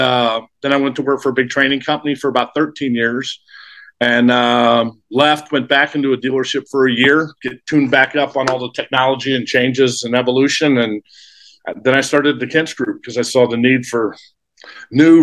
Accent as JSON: {"language": "English", "town": "St. Louis", "region": "Missouri", "country": "United States", "tie": "born or raised there", "also_born_or_lived": "Arizona / Riverside, California / Alaska", "moved": "as an adult", "said": "I grew up in St. Louis, state of misery, as I call it."}